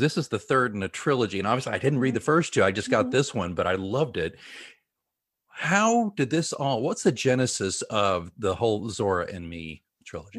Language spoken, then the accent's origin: English; Oklahoma, United States; Grew up in Oklahoma, uh, public education. Not, I wasn't in Tulsa.